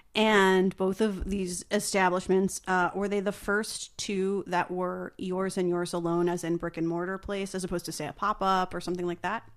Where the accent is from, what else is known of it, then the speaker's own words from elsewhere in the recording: rural New Jersey, United States; being in rural New Jersey